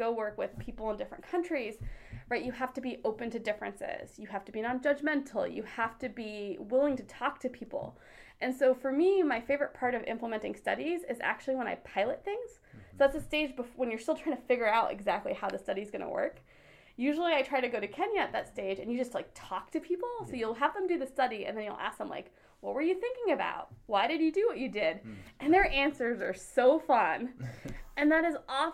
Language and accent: English; United States; So I am Indian American. So my parents are immigrants from India. So I grew up here